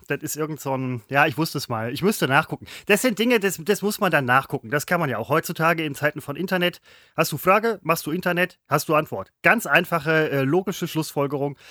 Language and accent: German; Essen, North Rhine-Westphalia, Germany; ich bin Essener